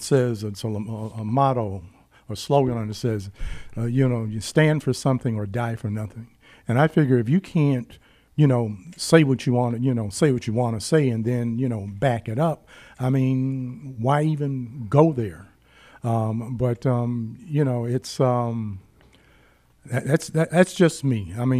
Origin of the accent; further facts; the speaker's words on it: West Virginia, United States; born there; now in Detroit, United States; And I'm not a native Detroiter. I was born in West Virginia, but I've been here since 1953.